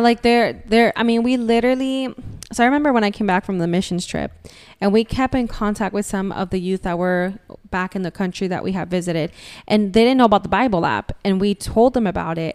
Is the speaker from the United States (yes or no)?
yes; Florida, United States; we're from Florida